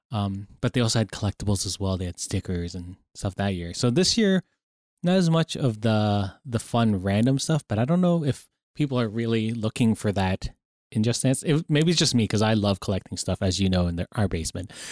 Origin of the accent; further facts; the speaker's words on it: Canada; we're Canadian here